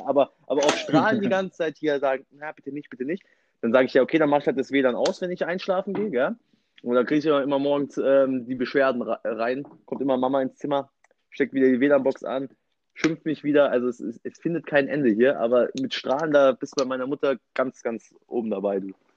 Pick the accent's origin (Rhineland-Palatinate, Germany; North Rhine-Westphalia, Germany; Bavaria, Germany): Bavaria, Germany; Munich; Ich komme aus dem Elternhaus, bin noch immer im Elternhaus, hier im, im schönen München